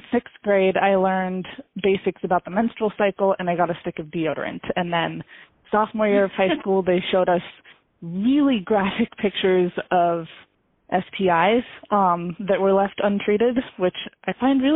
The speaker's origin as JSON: {"language": "English", "town": "Lewistown", "region": "Montana", "country": "United States", "tie": "born or raised there", "also_born_or_lived": "Bozeman, Montana", "said": "I'm from Lewistown, Montana. It's a city of less than 6,000 people"}